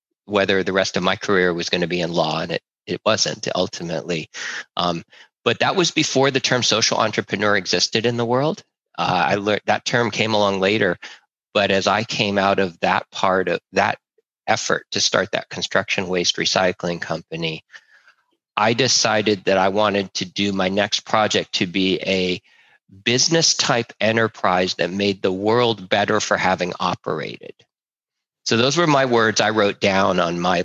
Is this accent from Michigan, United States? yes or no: no; Berkeley, California, United States; I was raised in Berkeley, California